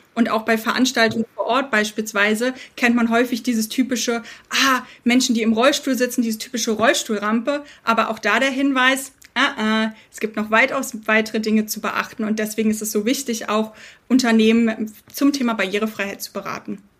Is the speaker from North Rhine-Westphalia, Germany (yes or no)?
no; Berlin, Germany; Ich selbst bin Berlinerin mit britischen Wurzeln